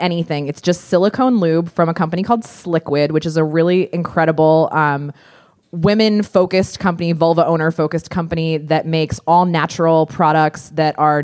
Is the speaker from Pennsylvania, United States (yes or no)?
yes; Pennsylvania, United States; I grew up in Pennsylvania